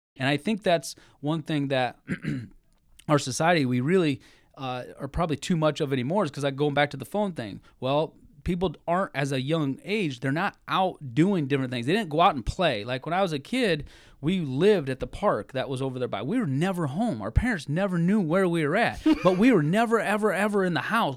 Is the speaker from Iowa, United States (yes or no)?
yes; Cedar Rapids, Iowa, United States; I grew up in Cedar Rapids